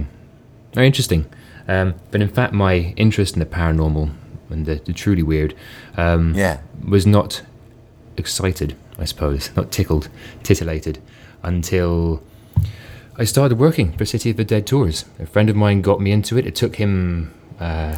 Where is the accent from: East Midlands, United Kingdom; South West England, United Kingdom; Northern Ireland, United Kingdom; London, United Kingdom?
London, United Kingdom; moved away as an adult; now in Edinburgh, United Kingdom; I grew up in London, moved to Edinburgh for university and stayed there